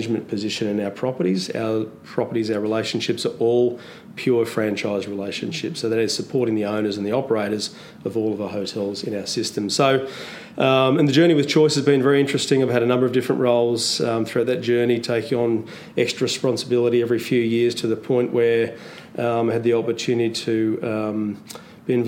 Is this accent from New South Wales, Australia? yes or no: no; Canberra, Australian Capital Territory, Australia; moved away as an adult; also born or lived in Sydney; now in Melbourne, Australia; I grew up in Canberra, so I did my study in Canberra for a couple of years